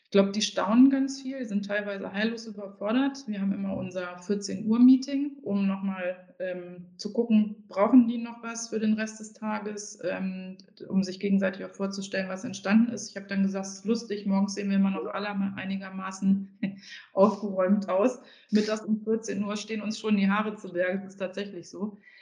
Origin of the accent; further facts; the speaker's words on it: Harz, Germany; Ich komme ja aus dem Harz